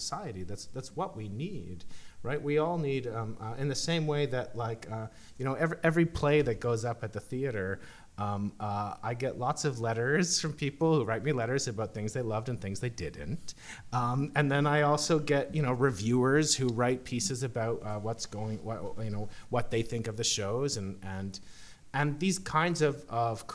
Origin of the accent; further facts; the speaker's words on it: Canada; we're Canadian